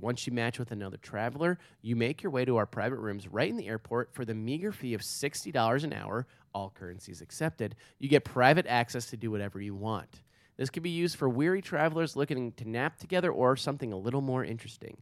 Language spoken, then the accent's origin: English; New York, United States; I go New York